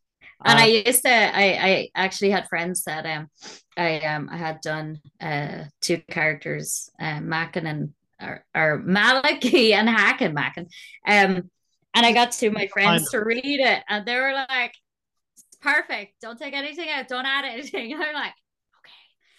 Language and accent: English; Ireland; So being Irish, you know, our second language is the curse.